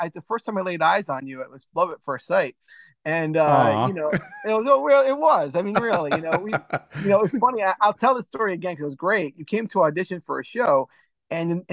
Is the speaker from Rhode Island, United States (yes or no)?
yes; Cranston, Rhode Island, United States; I'm a guy from Cranston, Rhode Island